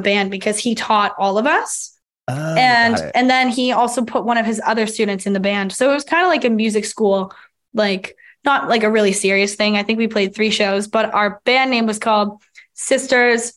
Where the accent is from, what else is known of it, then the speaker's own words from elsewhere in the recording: Toronto, Ontario, Canada; we're all from Toronto